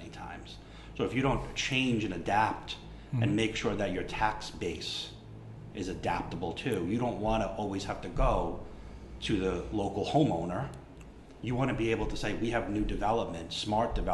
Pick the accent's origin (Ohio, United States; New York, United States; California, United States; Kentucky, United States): New York, United States; Lindenhurst; Growing up in Lindenhurst, being a Lindenhurst graduate, you know, I know the village and the town, hamlet of Lindenhurst very well.